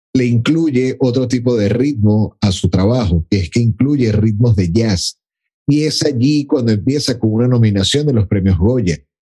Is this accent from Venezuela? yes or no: yes; Venezuela; por mi naturaleza como, como venezolano